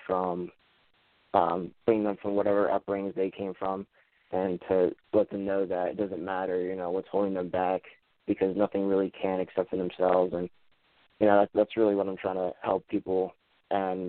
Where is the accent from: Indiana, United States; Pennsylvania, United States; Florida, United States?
Pennsylvania, United States; Levittown; I'm from Levittown, Pennsylvania, which is about 20 to 25 minutes away from outside of Philadelphia. Life here has been good. My parents basically raised me